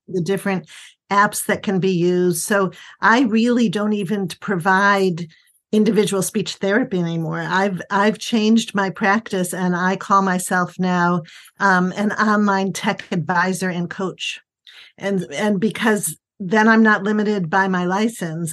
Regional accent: Buffalo, New York, United States; also born or lived in Chicago / Northern Virginia / Cleveland; now in Washington, D.C. area, United States; I'm originally from Buffalo

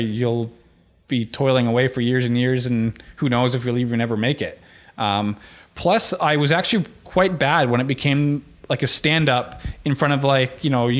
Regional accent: Oakville, Ontario, Canada; also born or lived in Vancouver, British Columbia / Victoria, British Columbia / Toronto; So I was born in Vancouver, only lived there for a year from the ages of 0 to 1, and then moved to, so I don't really remember much. Then I moved to Victoria, went to like kindergarten, grade 1, and then moved to Oakville in before grade 2.

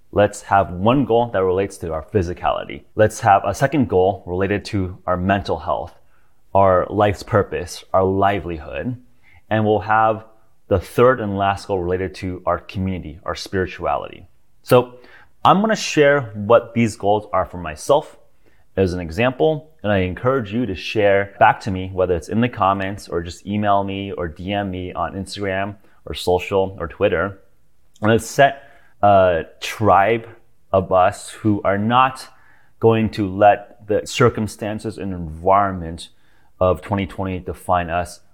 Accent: United States; I'm American, I'm also a citizen of Earth

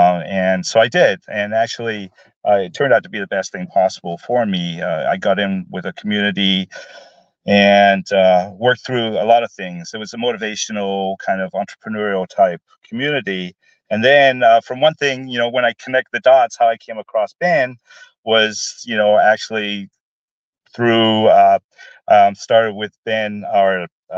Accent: Glasgow, Scotland, United Kingdom; born there; now in Portland, United States; originally, I was born in Glasgow, Scotland, lived in Portland for probably over 40 years now.

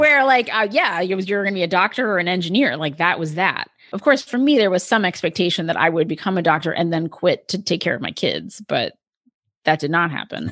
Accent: Delaware, United States; I lived, I grew up in Delaware.

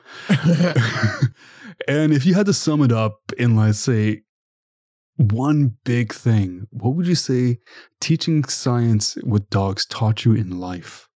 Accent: Ottawa, Ontario, Canada; I'm from Ottawa, Ontario

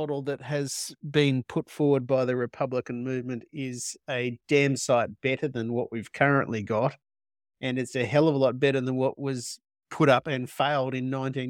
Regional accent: Australia; You know, if I was British, I'd probably have a very different opinion, but because I'm Australian.

